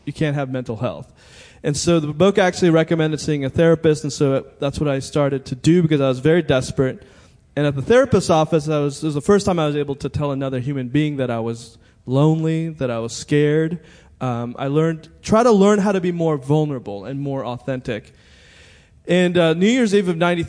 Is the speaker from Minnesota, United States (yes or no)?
no; Montgomery County, Maryland, United States; I went to high school in Montgomery County